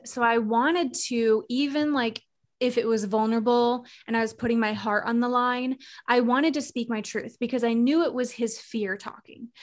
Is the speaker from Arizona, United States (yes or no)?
yes; Arizona, United States; moved away as an adult; now in Charlotte, United States; I'm born and raised Arizona